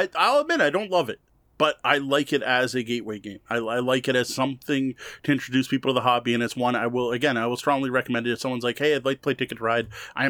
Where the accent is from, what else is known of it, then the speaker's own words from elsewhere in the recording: Canada; So I'm claiming this as a Canadian game.